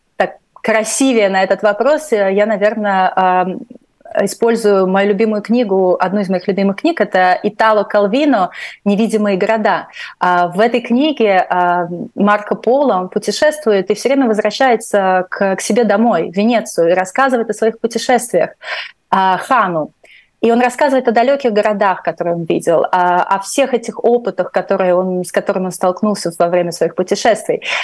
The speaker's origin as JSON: {"language": "Russian", "country": "Latvia", "first_language": "Russian", "moved": "as an adult", "said": "Я русскоязычная из Латвии"}